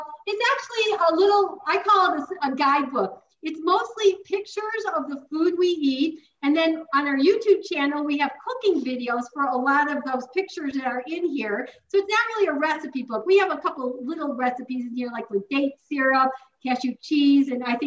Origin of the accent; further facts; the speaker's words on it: Chicago, Illinois, United States; moved away as an adult; now in Tucson, United States; I am from Chicago. I lived there my whole life until 2013 when I started living full-time in Tucson.